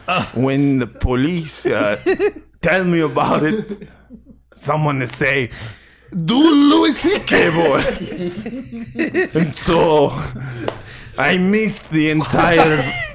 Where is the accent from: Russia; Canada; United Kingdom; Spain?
Spain; I am from Spain.